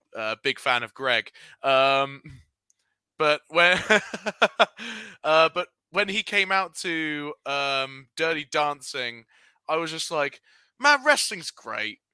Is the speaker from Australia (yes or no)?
no; United Kingdom; We're British boys